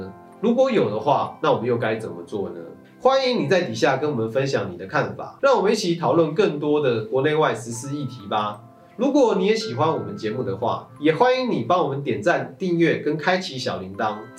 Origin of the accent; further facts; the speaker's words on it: Taiwan; 或许这才是我们台湾人更该要注意的意。